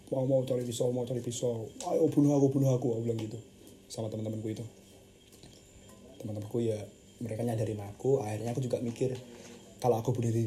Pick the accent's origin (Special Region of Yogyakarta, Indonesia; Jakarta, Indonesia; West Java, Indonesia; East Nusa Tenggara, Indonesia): Special Region of Yogyakarta, Indonesia; Yogyakarta; Aku orang Jogja di sini Aku orang Jogja Orang tua aku di Jogja semua